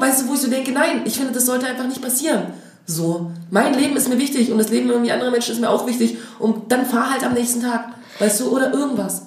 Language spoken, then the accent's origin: German; Dresden, Saxony, Germany; now in Berlin, Germany; ich komme aus Dresden